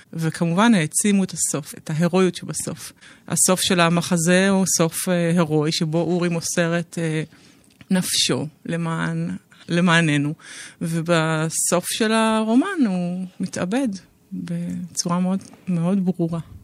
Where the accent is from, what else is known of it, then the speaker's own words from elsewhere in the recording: Israel; אני בת קיבוץ, בוגרת קיבוץ, בוגרת לינה משותפת